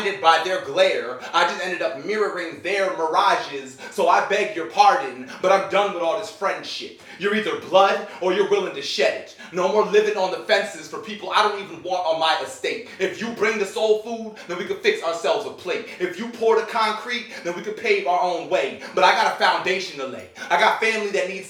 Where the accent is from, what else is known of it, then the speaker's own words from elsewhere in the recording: New York, United States; moved away as an adult; now in Tampa, United States; I came down to Florida. I come from New York